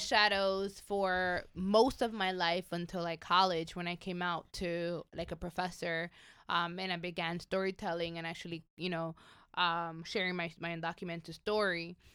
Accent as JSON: {"language": "English", "region": "New York", "country": "United States", "tie": "born or raised there", "second_language": "English", "moved": "yes", "lives_now": "Los Angeles, United States", "said": "growing up in New York, I, I, I mean, I grew up in an undocumented family"}